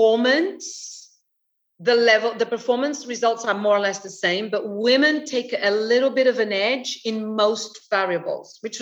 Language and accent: English; London, United Kingdom; moved away as an adult; now in Portugal; I'm British. I lived 25 years in London. I love London. London is my home